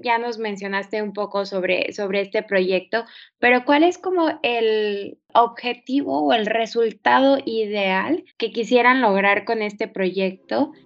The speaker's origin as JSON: {"language": "Spanish", "region": "Chiapas", "country": "Mexico", "said": "yo soy de Chiapas"}